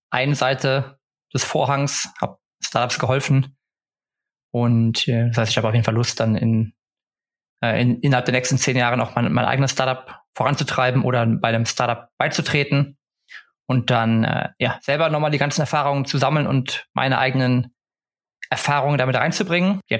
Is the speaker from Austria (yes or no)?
no; Stockholm, Stockholm County, Sweden; now in Cologne, Germany; ansonsten habe ich noch immer meine, meine alte Heimat Stockholm, die über mir schwebt, wo man immer zurück könnte. Aber aktuell bin ich erstmal happy